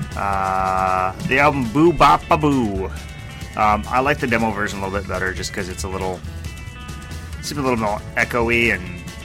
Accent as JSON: {"language": "English", "country": "United States", "said": "I'm American"}